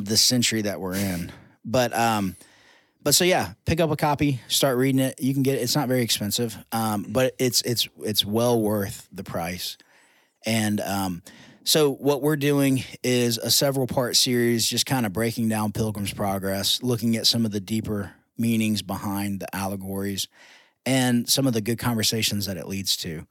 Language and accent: English; United States; I'm telling them as an American